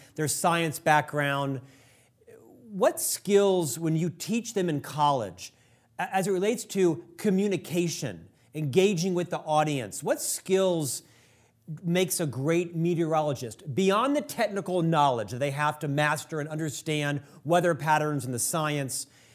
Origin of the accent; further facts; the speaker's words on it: Orlando, Florida, United States; now in Utah, United States; I'm from Florida, Orlando